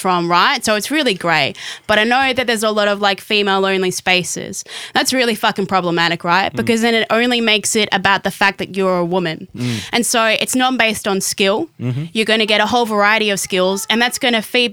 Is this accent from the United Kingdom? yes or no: no; Perth, Western Australia, Australia; moved away as an adult; now in Brisbane, Australia; growing up in Perth